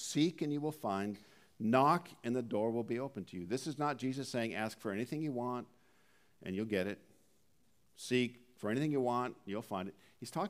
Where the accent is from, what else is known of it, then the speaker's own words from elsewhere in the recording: Dallas, Oregon, United States; also born or lived in Jamestown, North Dakota / Cairnport, Saskatchewan; I was born in Jamestown, North Dakota. We then moved to Cairnport, Saskatchewan. See if you can find that on a map. Then we moved to Dallas, Oregon, where I graduated from high school.